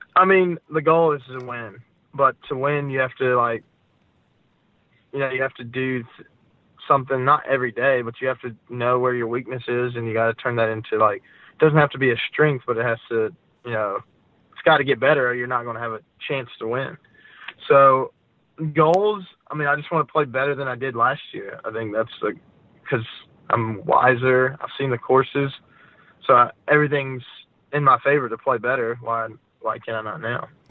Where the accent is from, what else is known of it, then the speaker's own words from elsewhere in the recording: Gastonia, North Carolina, United States; also born or lived in Akron, Ohio / Jacksonville Beach, Florida; I grew up in Gastonia